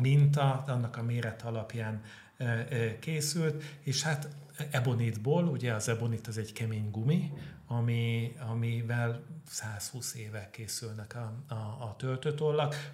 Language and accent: Hungarian; Veszprém, Veszprém County, Hungary; moved away as an adult; now in Budapest, Hungary; én Veszprémi vagyok